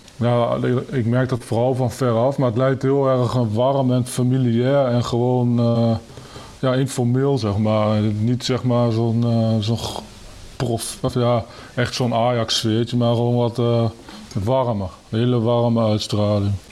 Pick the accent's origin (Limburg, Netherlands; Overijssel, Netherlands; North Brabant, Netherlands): Overijssel, Netherlands; Kampen; geboren en getogen in Kampen